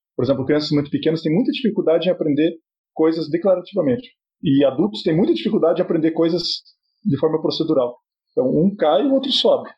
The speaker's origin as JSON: {"language": "Portuguese", "town": "Cascavel", "region": "Paraná", "country": "Brazil", "tie": "born or raised there", "said": "Era uma cidade, eu, eu, nasci em Cascavel"}